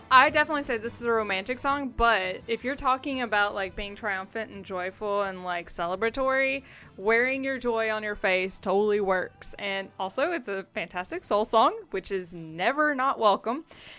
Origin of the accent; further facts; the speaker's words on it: the South, United States; Yes, I grew up in the South and I had very religious family that thought … was Satan music too.